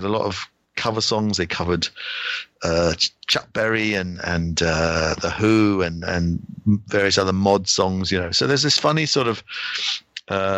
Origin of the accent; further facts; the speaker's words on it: United Kingdom; being British